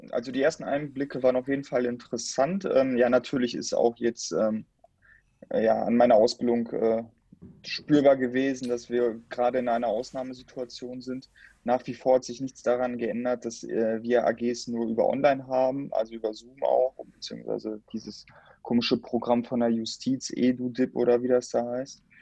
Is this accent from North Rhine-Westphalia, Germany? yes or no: yes; Dortmund, North Rhine-Westphalia, Germany; ich bin ja Dortmunder und du ja auch Teil Dortmunder